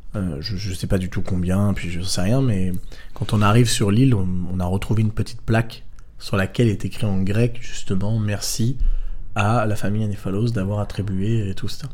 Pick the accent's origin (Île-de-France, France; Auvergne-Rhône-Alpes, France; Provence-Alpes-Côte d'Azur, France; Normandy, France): Provence-Alpes-Côte d'Azur, France; Draguignan; moved away; je viens du sud de la France à la mm. base, de Draguignan